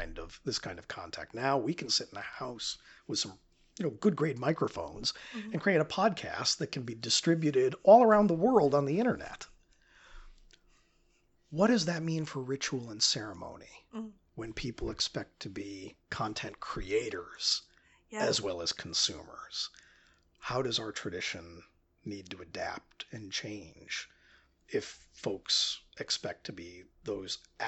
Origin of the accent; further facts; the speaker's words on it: upstate New York, United States; I grew up in a church called St. Mark in upstate New York